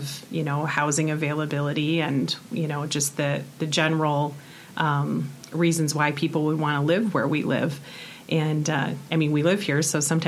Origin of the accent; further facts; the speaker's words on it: Lapeer County, Michigan, United States; I'm from Lapeer County